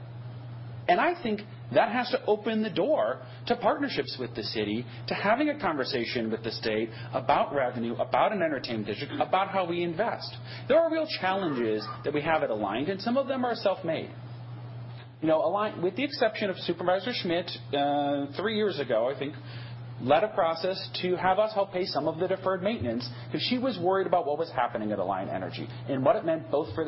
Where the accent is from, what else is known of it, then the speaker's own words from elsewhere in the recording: Wauwatosa, Wisconsin, United States; now in Dane County, United States; I grew up in Wauwatosa, just outside Milwaukee